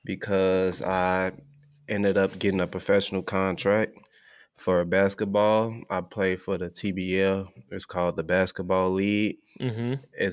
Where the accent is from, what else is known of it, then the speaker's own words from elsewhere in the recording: Oklahoma, United States; So, and I'm from Oklahoma playing there, so that's definitely a big thing.